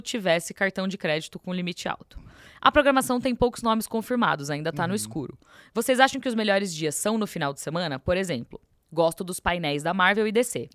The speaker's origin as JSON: {"language": "Portuguese", "region": "São Paulo", "country": "Brazil", "tie": "born or raised there", "said": "Eu costumo dizer que eu nasci em São Paulo por um erro do destino, porque o meu país é BH, é Minas"}